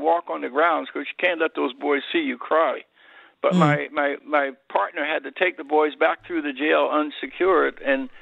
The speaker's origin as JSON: {"language": "English", "town": "Philadelphia", "region": "Pennsylvania", "country": "United States", "tie": "born or raised there", "said": "I grew up in South Philadelphia during the Depression, into a little low-income neighborhood"}